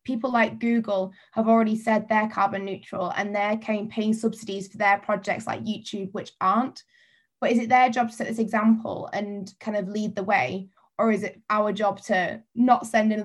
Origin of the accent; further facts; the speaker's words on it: Lake District, North West England, United Kingdom; I'm from the Lake District.